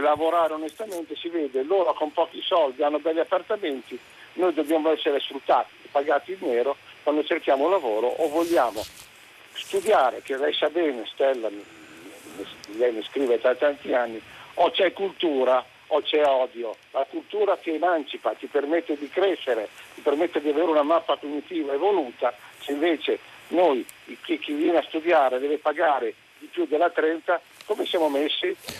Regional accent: Bologna, Emilia-Romagna, Italy; essendo io nato a Bologna ho vissuto per anni

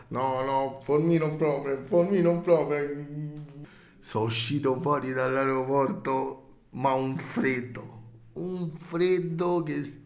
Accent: Rome, Lazio, Italy; vengo da Roma

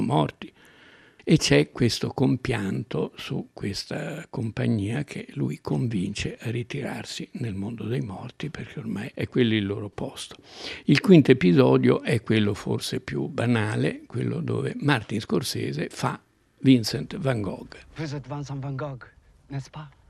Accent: Umbria, Italy; al mio paese in Umbria quando ero piccolo

